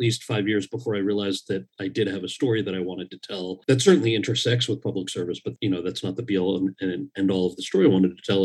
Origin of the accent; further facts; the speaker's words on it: New Jersey, United States; moved away as an adult; also born or lived in Los Angeles; growing up in Jersey and then leaving to go pursue an acting career